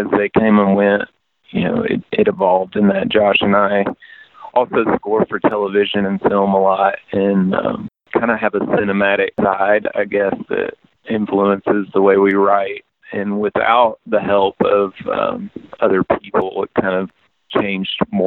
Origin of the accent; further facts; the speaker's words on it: East Tennessee, United States; I grew up in East Tennessee with a lot of bluegrass around